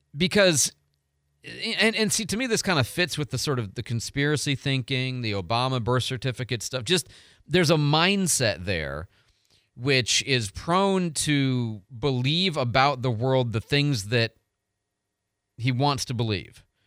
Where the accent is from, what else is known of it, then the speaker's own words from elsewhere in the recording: Midwest, United States; also born or lived in Arizona; now in Pensacola, United States; I grew up in the Midwest my whole life